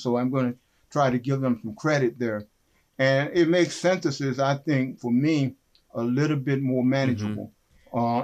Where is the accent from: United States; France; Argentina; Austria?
United States; West Virginia; moved away; also born or lived in Kenosha, Wisconsin / Evanston, Illinois; growing up in West Virginia